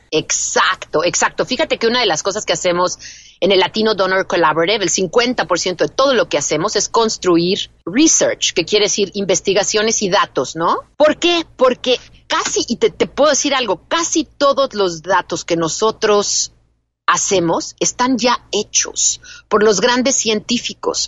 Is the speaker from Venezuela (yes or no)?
no; Mexico; moved away as an adult; now in United States; yo no crecí en Estados Unidos, yo crecí en México.